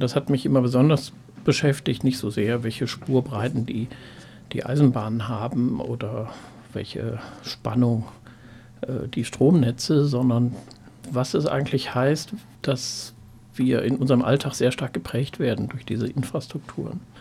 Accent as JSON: {"language": "German", "area": "Ruhr area", "region": "North Rhine-Westphalia", "country": "Germany", "said": "ich komme eigentlich aus dem Ruhrgebiet"}